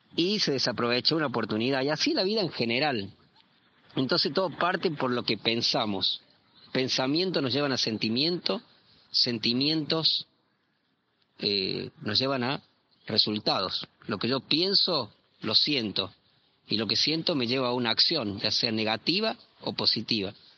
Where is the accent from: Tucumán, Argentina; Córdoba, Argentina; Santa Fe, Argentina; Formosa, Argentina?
Córdoba, Argentina; also born or lived in southern Argentina; now in Chile; yo soy cordobés, eh, actualmente estoy viviendo en Chile, eh, viví en el sur de Argentina también